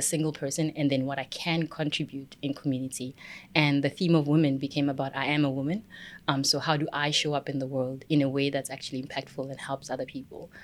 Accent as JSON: {"language": "English", "town": "Pretoria", "region": "Gauteng", "country": "South Africa", "said": "I'm from Pretoria."}